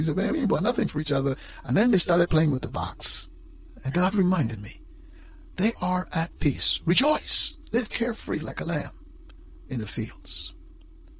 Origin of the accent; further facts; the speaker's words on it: Guyana; moved away; when I was growing up in Guyana, South America